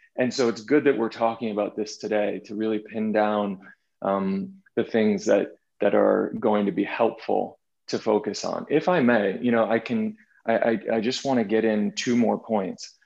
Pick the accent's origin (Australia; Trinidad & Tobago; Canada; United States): United States; Boston, Massachusetts; moved away as an adult; also born or lived in New York City; growing up in Boston, Massachusetts, and then moving to New York City and living in New York City for 15 years